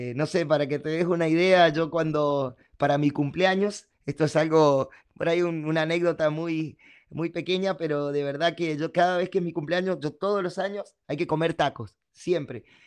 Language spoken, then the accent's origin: Spanish; Mendoza, Argentina; acá en Mendoza, en mi tierra.